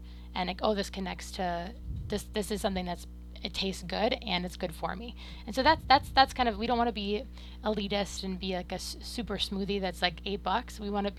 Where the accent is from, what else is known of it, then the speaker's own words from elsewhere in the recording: Minnesota, United States; also born or lived in New Orleans; now in Austin, United States; I come from Minnesota